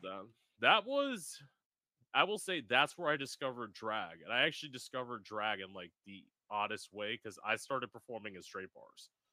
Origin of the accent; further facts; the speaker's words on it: Florida, United States; I've lived in Florida my whole life